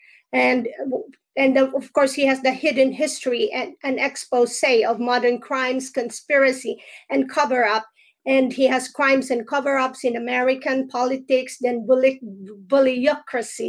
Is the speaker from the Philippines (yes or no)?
yes; Philippines; now in New Jersey, United States; I am from the Philippines, but I am right here in New Jersey